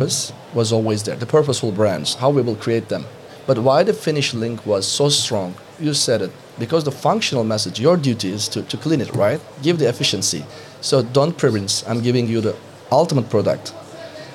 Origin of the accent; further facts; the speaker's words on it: Turkey; moved away; I'm coming from Turkey